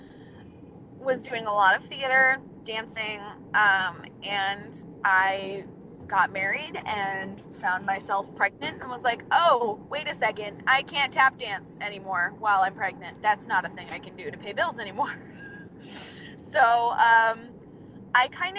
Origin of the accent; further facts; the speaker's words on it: Ventura, California, United States; also born or lived in Burbank, California; I was born in Burbank, right near all of the studios that my dad worked at, and he decided he didn't want to be in LA at the end of the day anymore, so we moved out to Ventura, California